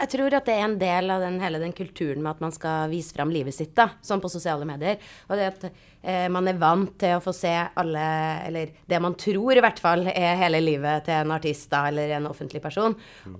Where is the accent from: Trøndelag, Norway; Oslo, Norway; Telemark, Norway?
Trøndelag, Norway; Trondheim; jeg er jo også fra Trondheim